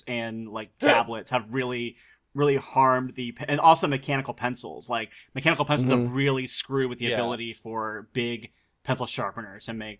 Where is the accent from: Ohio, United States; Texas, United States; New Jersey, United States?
Ohio, United States; I'm from Ohio, so I'm with you.